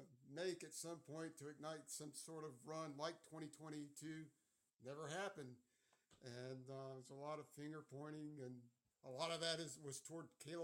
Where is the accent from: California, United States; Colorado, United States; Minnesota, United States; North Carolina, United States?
North Carolina, United States; Chapel Hill; I grew up in Chapel Hill, going to Carolina games when I was a kid